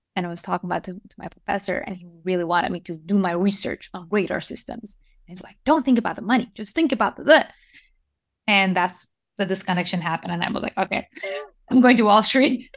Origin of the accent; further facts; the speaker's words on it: Iran; moved away; also born or lived in Japan; I was born and raised in Iran